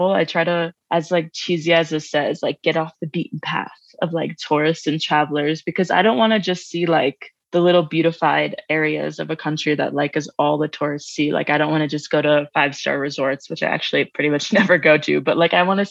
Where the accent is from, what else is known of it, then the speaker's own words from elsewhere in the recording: Long Island, New York, United States; moved away as an adult; also born or lived in New Orleans; I grew up on Long Island